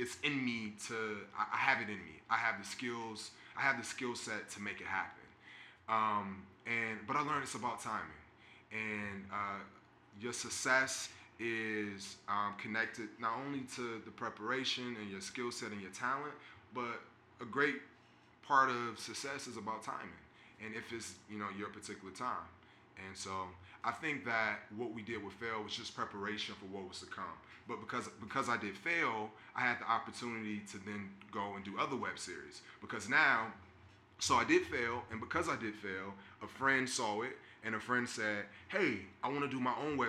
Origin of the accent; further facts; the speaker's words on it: Orlando, Florida, United States; So Orlando, we're both from that area. So we just went home, stayed with our parents, our family